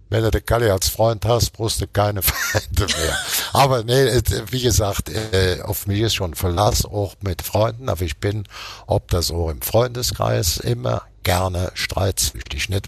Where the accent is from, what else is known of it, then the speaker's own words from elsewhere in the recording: Munich, Bavaria, Germany; born there; ich, ich bin geboren am Rotkreuzplatz.